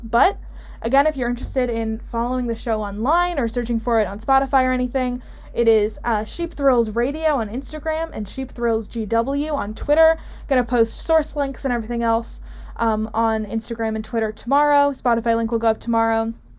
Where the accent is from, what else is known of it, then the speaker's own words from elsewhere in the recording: Chatham Township, New Jersey, United States; moved away; my hometown of Chatham Township, New Jersey